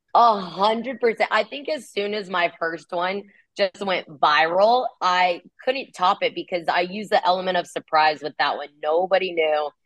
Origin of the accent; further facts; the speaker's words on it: California, United States; moved away as an adult; now in Kansas City, United States; I'm from California. So, you know, I'm a beach girl